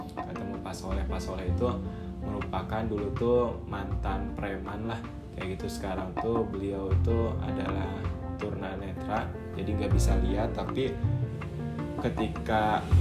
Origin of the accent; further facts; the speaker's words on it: West Java, Indonesia; walaupun mereka tuh orang Jawa mereka tuh seringnya ngomong bahasa Jawa aku tuh orang Sunda kayak gitu kita kadang komunikasi gak nyambung